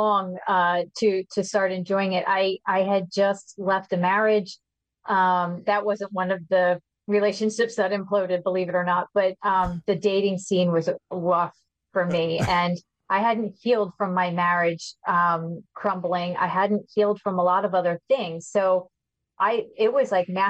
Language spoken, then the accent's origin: English; outside of Philadelphia, Pennsylvania, United States; I've been here all my life